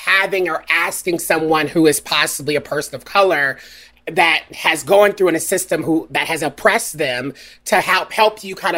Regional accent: Deep South, United States; I'm from the Deep South. So like for me, that having conversations is kind of a part of my DNA, right? Mm-hmm. Having the experiences that I've had in the South is a part of my DNA.

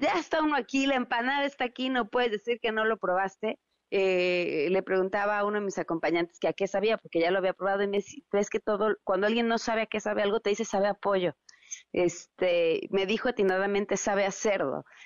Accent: Mexico

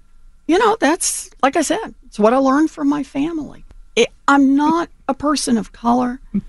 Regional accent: Oklahoma, United States; I grew up in Oklahoma.

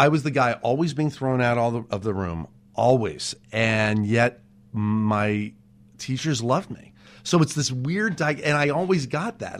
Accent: Los Angeles, California, United States; out in Woodland Hills, that's where I grew up

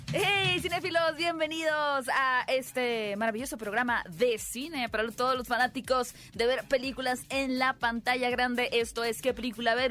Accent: Mexico; yo soy la mexicana.

